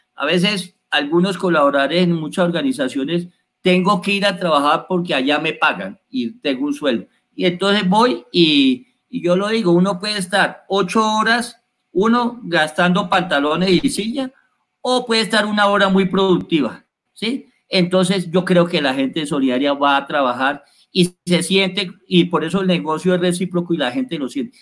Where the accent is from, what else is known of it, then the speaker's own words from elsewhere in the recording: Colombia; Nosotros los colombianos